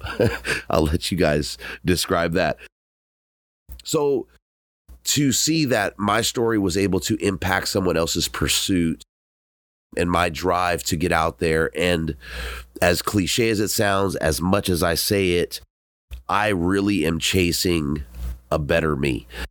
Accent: Southern California, United States; I'm from Southern California.

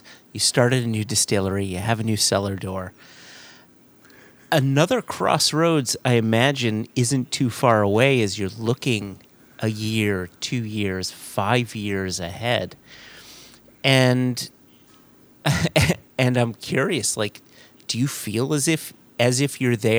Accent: United States; as an American

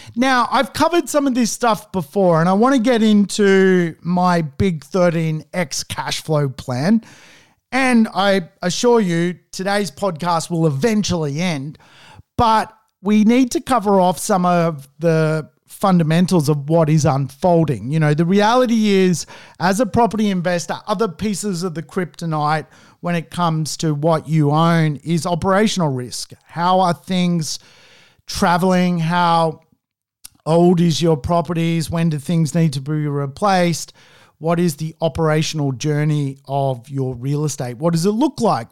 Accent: Sydney, New South Wales, Australia; I'm obviously from Sydney.

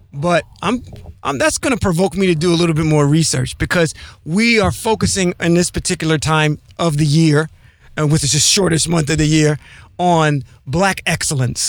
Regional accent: Ohio, United States; I'm from the Midwest, uh, the Ohio area

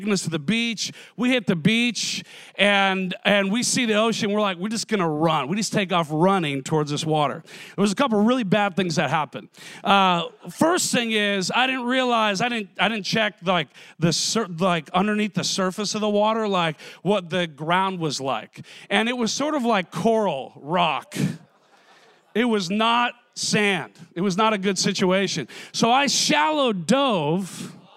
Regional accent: Minnesota, United States; I grew up in Minnesota, so everything was freshwater lakes

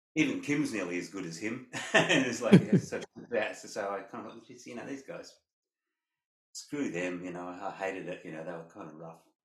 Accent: Perth, Western Australia, Australia; growing up in Perth

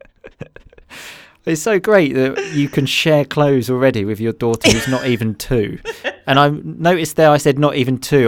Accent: Essex, East of England, United Kingdom; I'm from Essex

